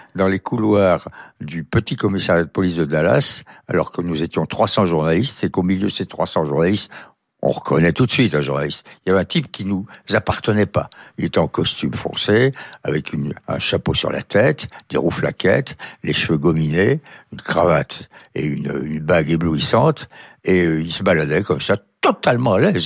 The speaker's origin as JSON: {"language": "French", "town": "Montauban", "region": "Occitania", "country": "France", "tie": "born or raised there", "said": "mon enfance à Montauban"}